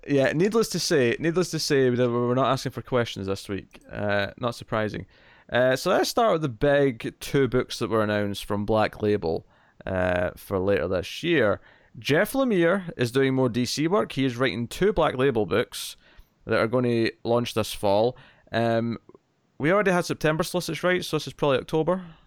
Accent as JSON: {"language": "English", "region": "Scotland", "country": "United Kingdom"}